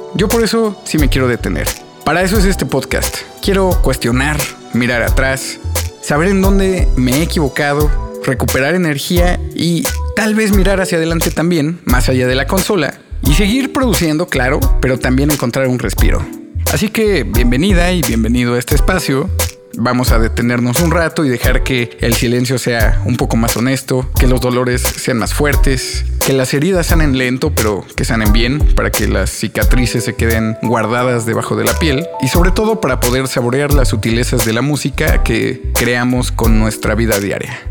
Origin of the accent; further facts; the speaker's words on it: Mexico City, Mexico; soy un músico chilango